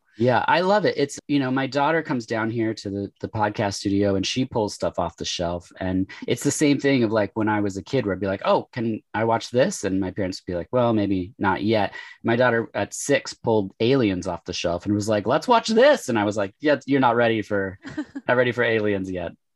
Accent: Oregon, United States; born and raised in Oregon. I live in Portland now uh, for the past like 20 years

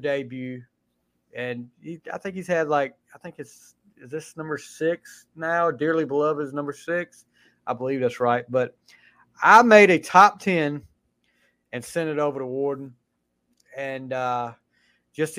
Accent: Lasker, North Carolina, United States; my hometown, by the way, the little town of Lasco, North Carolina

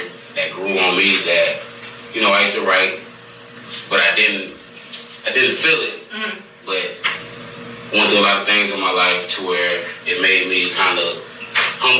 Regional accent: Clearwater, Florida, United States; also born or lived in Tarpon Springs, Florida; originally from Clearwater, Florida, Tarpon Springs

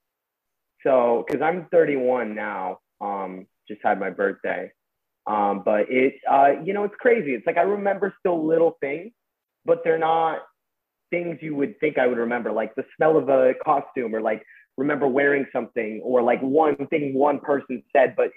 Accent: Westlake Village, California, United States; I grew up in Westlake Village

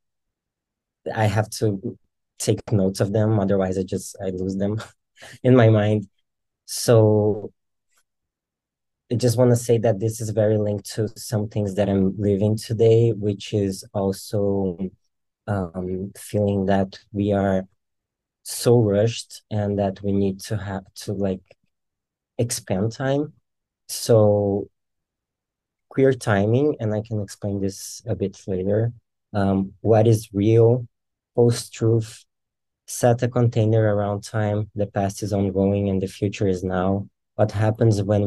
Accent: very south of Brazil, southern Brazil, Brazil; I'm from Brazil and in the very south of Brazil

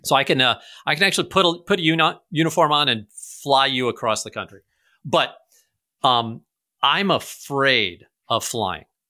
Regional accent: St. Louis, Missouri, United States; I'm from Saint Louis

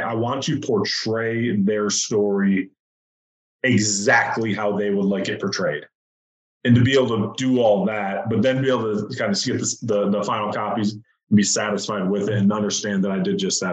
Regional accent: Michigan, United States; I was born and raised in Michigan

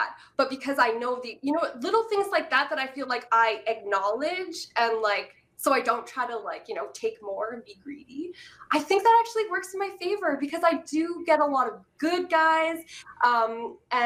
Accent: Canada; I'm Canadian

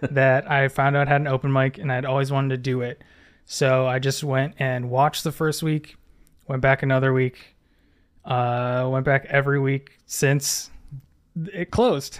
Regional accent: Wisconsin, United States; born or raised there; moved away as an adult; also born or lived in Philadelphia, Pennsylvania; now in Lancaster, United States

